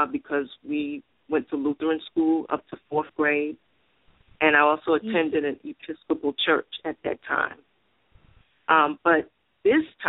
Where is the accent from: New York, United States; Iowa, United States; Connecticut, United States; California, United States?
New York, United States; New York City; I was born and raised in Bronx, New York